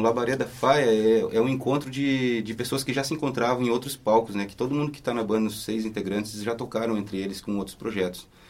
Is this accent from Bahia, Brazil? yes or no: no; Santana do Livramento, Rio Grande do Sul, Brazil; now in Londrina, Brazil; é nesse lugar que eu nasci, no extremo sul do Rio Grande do Sul.